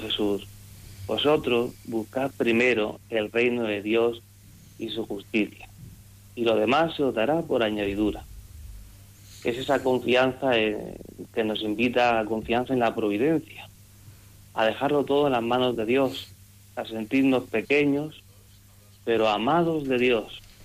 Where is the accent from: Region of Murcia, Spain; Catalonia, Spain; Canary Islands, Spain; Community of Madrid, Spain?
Region of Murcia, Spain; Monteagudo; born or raised there